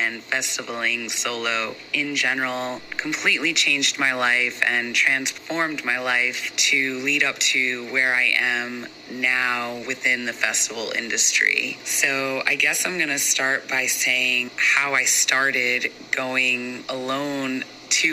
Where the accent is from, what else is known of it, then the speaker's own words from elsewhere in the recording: New Jersey, United States; I'm from New Jersey and the East Coast, and I had never really traveled much outside of that little bubble